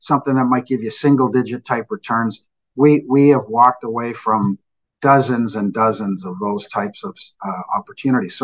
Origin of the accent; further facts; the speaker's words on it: Canada; we're Canadian